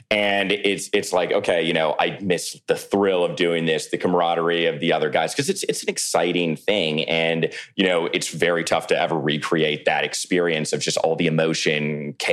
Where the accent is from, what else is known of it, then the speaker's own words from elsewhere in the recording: McLean, Virginia, United States; now in New York, United States; Yes, I'm from Virginia originally, outside of Washington, D.C.